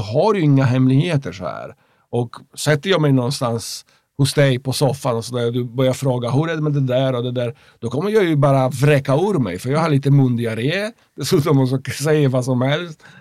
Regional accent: Poland; Swedish is a second language; moved away as an adult; now in Sweden; jag är uppväxt i, i, i Polen som är katolsk

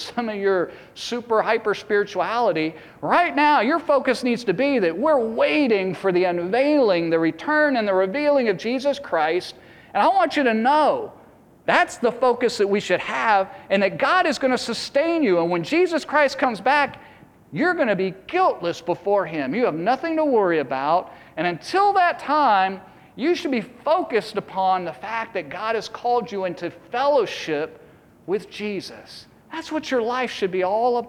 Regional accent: East Coast, United States; I grew up on the East Coast

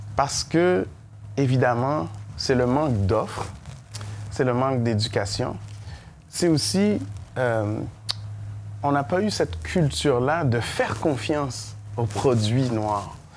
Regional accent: Montreal, Quebec, Canada; also born or lived in Saint-Michel, Montreal; je viens de Montréal-Nord

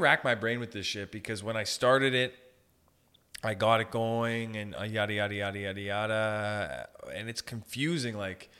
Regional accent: Sault Ste. Marie, Ontario, Canada; I grew up in Sault Ste. Marie.

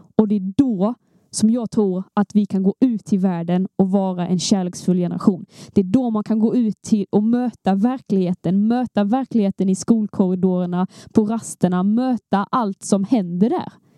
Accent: Skåne, Sweden; vi är två skåningar

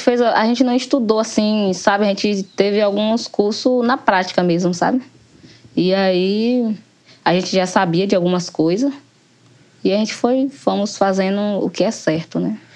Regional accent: Barrocão, southern Bahia, Brazil; moro no Barrocão, desde quando eu nasci até hoje, estou aqui no Barrocão

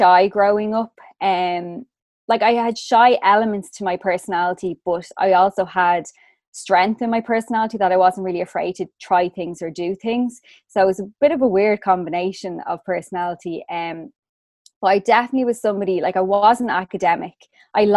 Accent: Swords, Leinster, Ireland; also born or lived in Rush, County Dublin; I was born in Dublin. So I'm from Swords County, Dublin.

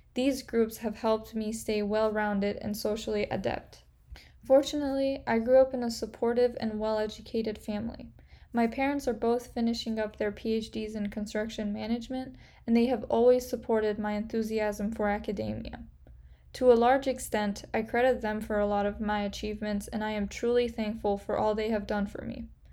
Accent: Kerman, Kerman Province, Iran; also born or lived in Portland, Oregon, United States; I was born in Portland, Oregon, but moved to Iran when I was six months old

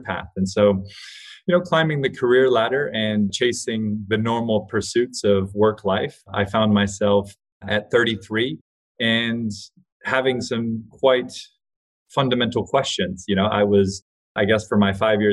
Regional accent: Hawaii, United States; I grew up in Hawaii with really hippie alternative parents

